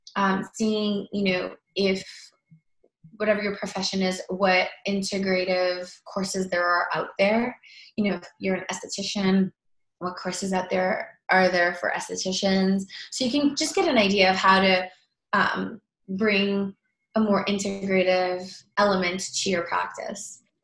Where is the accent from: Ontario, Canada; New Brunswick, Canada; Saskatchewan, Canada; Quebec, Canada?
Ontario, Canada; Toronto; also born or lived in New York; now in Los Angeles, United States; I'm originally from Toronto